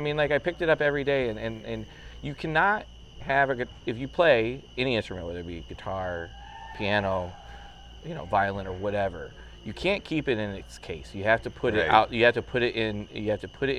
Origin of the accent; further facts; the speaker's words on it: Central Illinois, United States; moved away as an adult; now in Evansville, United States; I'm from Central Illinois. It's where I was born and raised